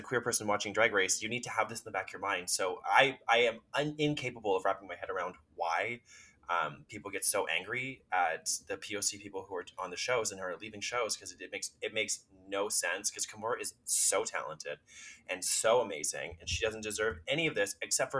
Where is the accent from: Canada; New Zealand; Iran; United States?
Canada; I as Canadians, I think we should be winning all the US titles because we're obviously better.